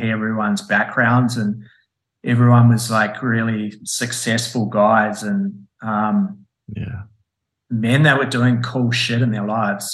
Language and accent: English; New Zealand; I'm a Kiwi